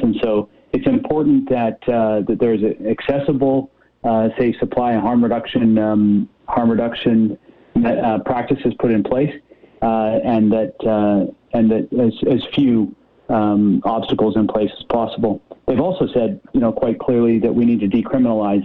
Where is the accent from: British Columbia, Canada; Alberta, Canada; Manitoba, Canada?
British Columbia, Canada; we as British Columbians